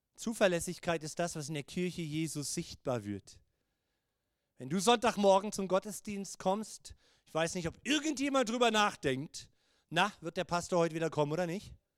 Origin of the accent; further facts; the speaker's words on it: Germany; auch als Deutsche